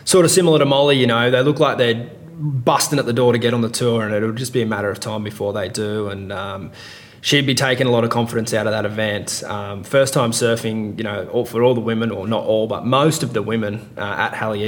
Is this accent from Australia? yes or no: yes; Australia; as an Australian